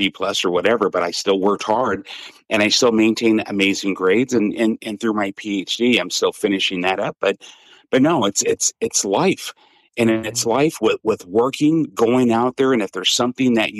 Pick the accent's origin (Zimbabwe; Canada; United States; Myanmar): United States; Seattle, Washington; she moved us to Seattle, Washington when I was 7. I was raised in Seattle, Washington.